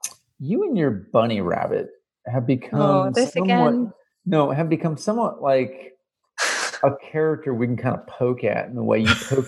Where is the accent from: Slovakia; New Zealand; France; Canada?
Canada; now in United States; As a Canadian living in the South.